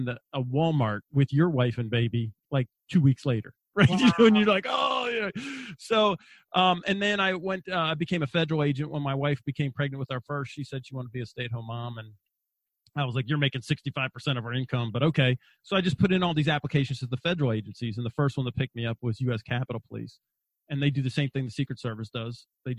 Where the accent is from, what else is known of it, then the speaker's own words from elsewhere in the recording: Wagga Wagga, New South Wales, Australia; My mom and dad were missionaries, so I was brought up in Australia, and I was not allowed to fight back. So I was the out group of the out group. So first off, there was 4 Americans in this little town called Wagga Wagga.